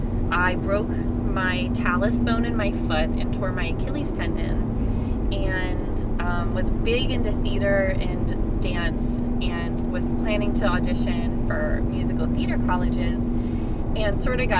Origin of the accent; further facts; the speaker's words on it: Pittsburgh, Pennsylvania, United States; moved away as an adult; also born or lived in Philadelphia; I grew up in Pittsburgh, PA, but I really feel like I'm from Philadelphia because I spent the last 8 years of my life there